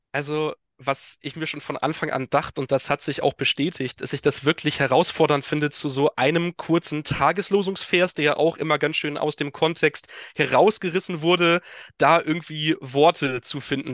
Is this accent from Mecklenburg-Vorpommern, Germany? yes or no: yes; Teterow, Mecklenburg-Vorpommern, Germany; moved away as an adult; also born or lived in Hesse / Rostock / Kiel; now in Westerrönfeld, Germany; bin schon im Alter von sechs Jahren nach Mecklenburg-Vorpommern gezogen und da auch aufgewachsen. Also ähm, bin in Tetero, dem exakten geografischen Mittelpunkt von MacPom, aufgewachsen